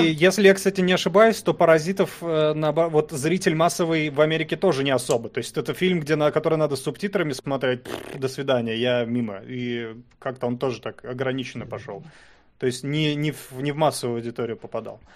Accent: Pavlodar, Pavlodar Region, Kazakhstan; now in Russia; Я родился в Казахстане, я не казах

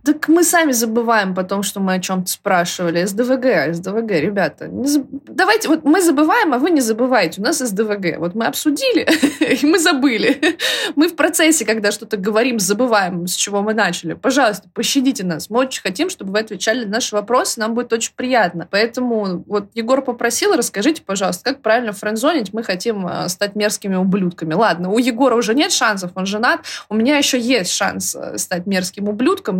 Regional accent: Moscow, Russia; Я москвичка

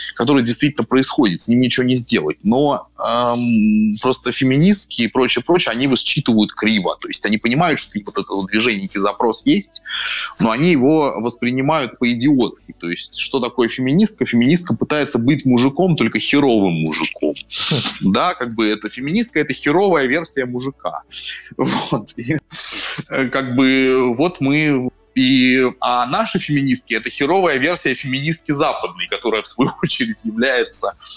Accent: Saint Petersburg, Russia; moved away as an adult; also born or lived in Berlin, Germany; now in Moscow, Russia; я сам из Петербурга

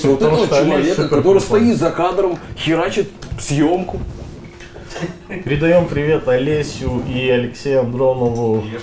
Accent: Khanty-Mansi Autonomous Okrug, Russia; Я белоярец коренной. Сургутский район.

